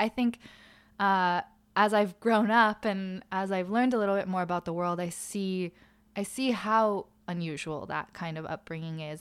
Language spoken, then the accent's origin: English; Malibu, California, United States; also born or lived in Los Angeles / New York / Albany; I did make my way to Malibu with my family, and I went to school there